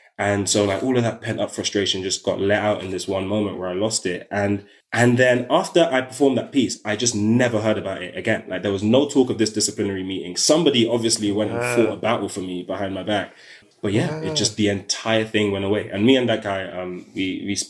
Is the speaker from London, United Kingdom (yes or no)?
yes; London, United Kingdom; I'm from South London